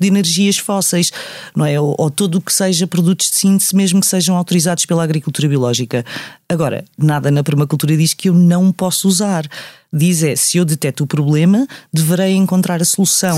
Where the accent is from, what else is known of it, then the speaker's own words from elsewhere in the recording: Amadora, Lisbon, Portugal; also born or lived in Sintra; eu cresci na Amadora